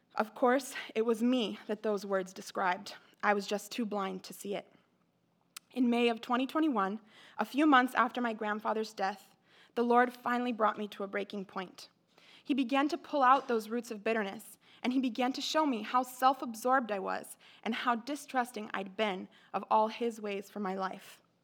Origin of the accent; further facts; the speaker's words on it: Mexico; moved away; I grew up in Mexico